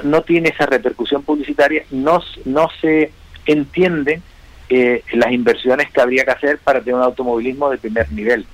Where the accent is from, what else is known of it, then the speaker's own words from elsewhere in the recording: Las Palmas, Canary Islands, Spain; soy piloto de Las Palmas